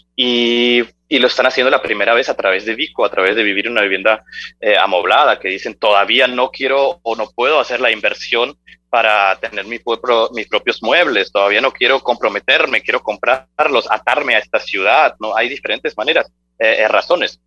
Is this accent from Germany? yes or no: yes; Germany; moved away as an adult; now in Medellín, Colombia; soy de Alemania, nací, crecí en Alemania, eh, pero siendo hijo de padres argentinos